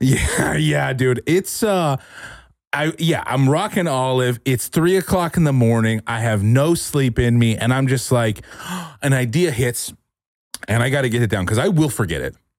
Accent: California, United States; moved away as an adult; now in Austin, United States; I'm from California and I spent a lot of time

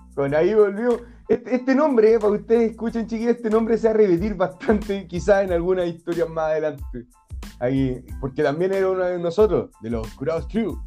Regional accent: Chile; somos chilenos

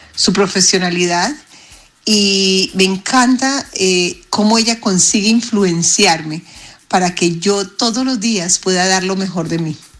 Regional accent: Veracruz, Mexico; Soy del puerto de Veracruz, México

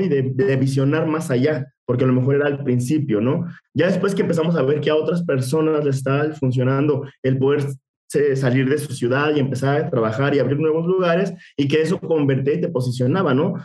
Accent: Mexico City, Mexico; moved away as an adult; now in San Luis Potosí, Mexico; nosotros somos de Ciudad de México obviamente ahí crecimos muchísimo

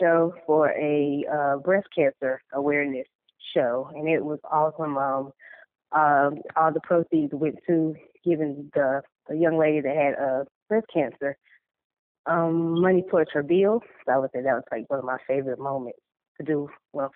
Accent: Greensboro, North Carolina, United States; I'm a model from North Carolina

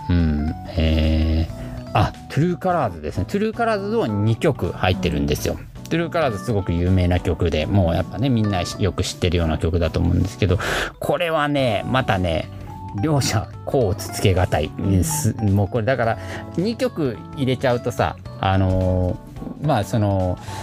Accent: Nagasaki, Japan; moved away; 長崎で育って長崎でお家で僕いつもおでんやってた

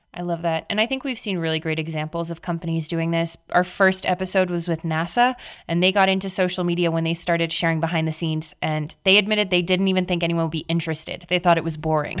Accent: Canada; I'm Canadian

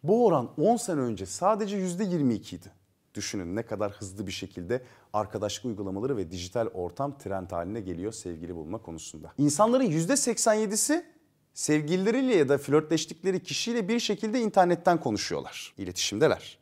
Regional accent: Turkey; biz Türkler olarak ve Akdenizliler olarak

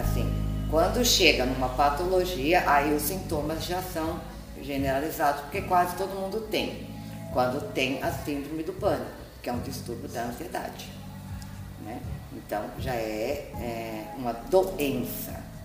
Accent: São Paulo, Brazil; now in Peruíbe, Brazil; eu sou de São Paulo, agora estou morando em Peruíbe

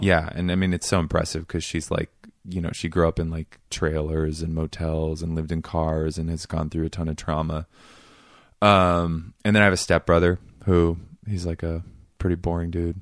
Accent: Seattle, Washington, United States; moved away; I grew up in this neighborhood called Queen Anne

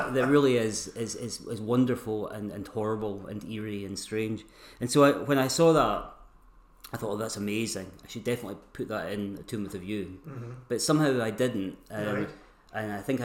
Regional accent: Stirling, Scotland, United Kingdom; I was born in Stirling and... spent the first part of my life there

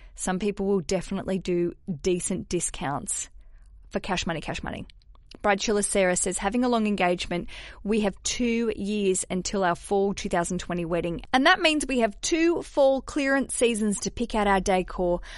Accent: Hobart, Tasmania, Australia; I grew up in Tasmania. I grew up in Hobart in Australia

